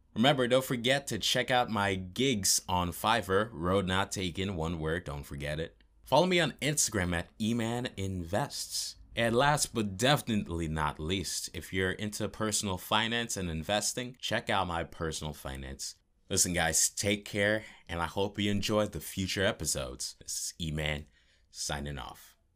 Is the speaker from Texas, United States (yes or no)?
no; New York City, New York, United States; Born and raised in New York City, where all the creative people are born and raised